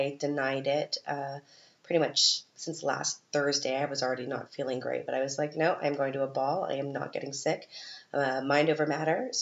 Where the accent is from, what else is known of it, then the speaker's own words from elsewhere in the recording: Canada; moved away as an adult; now in Vienna, Austria; I'm from Canada